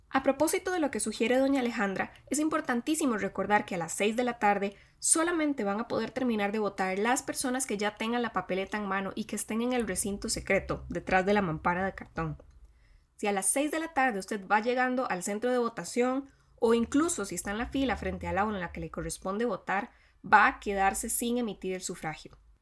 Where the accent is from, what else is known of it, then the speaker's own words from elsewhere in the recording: Costa Rica; las y los costarricenses iremos a las urnas